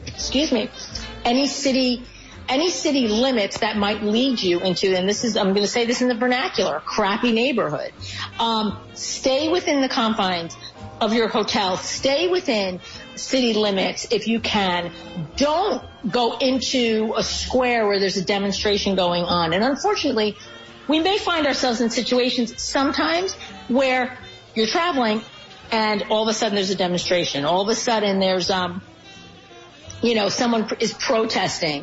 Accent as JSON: {"language": "English", "country": "United States"}